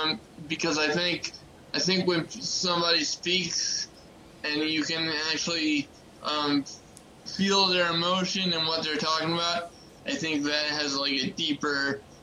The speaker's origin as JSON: {"language": "English", "region": "Maryland", "country": "United States", "tie": "born or raised there", "said": "And my home state, ladies and gentlemen, is in fourth place with 9%. Why? Come on. What's going on? What the hell, Maryland? Have some loyalty. I've lived here my entire life."}